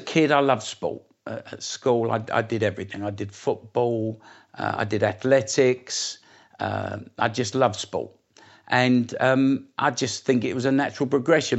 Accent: Essex, East of England, United Kingdom; also born or lived in East End of London; I come from Essex originally, uh, just outside London. My roots are in the east end of London, um, but I lived in Essex

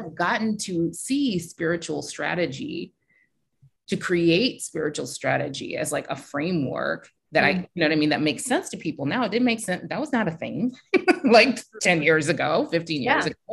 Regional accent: Silicon Valley, California, United States; I'm from Silicon Valley

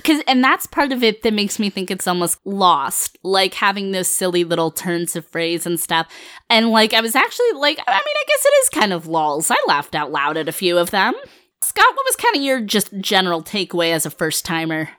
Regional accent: Finland; I'm from Finland. My family is Finnish

